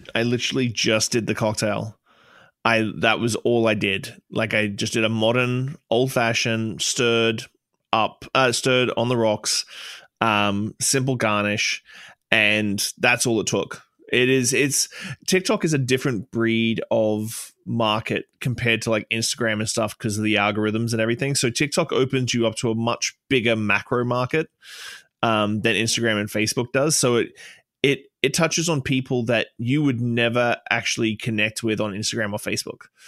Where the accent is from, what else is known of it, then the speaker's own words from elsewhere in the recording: Australia; moved away as an adult; now in Canada; a transplant from Australia. I've been here 15 years, um, but for some reason my accent won't wane